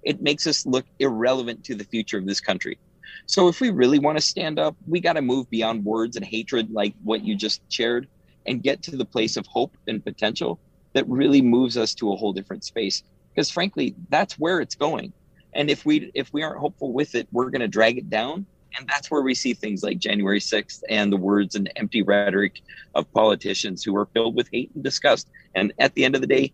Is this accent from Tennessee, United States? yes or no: no; Omaha, Nebraska, United States; also born or lived in Canada; I grew up in North Omaha, 27th and Ellison